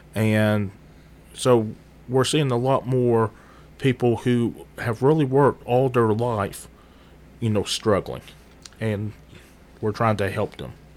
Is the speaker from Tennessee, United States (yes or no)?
yes; Murfreesboro, Tennessee, United States; moved away as an adult; also born or lived in United Kingdom; for the most part, I grew up here in Murfreesboro